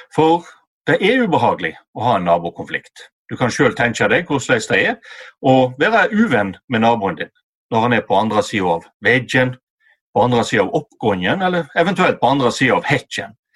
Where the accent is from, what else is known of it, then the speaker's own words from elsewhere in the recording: Western Norway, Norway; på Vestlandet, der jeg kommer ifra.